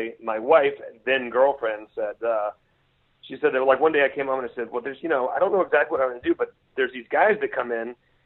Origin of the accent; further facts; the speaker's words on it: Gaithersburg, Maryland, United States; also born or lived in Australia; I grew up on the East Coast, a little town outside of Washington, D.C. in Maryland called Gaithersburg.